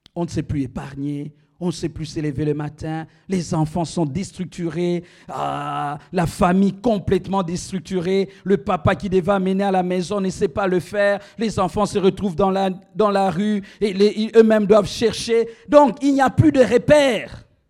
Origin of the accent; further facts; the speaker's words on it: DR Congo; moved away; also born or lived in Rabat, Morocco; dans mon pays, on n'utilise pas le lingala ou le chiluba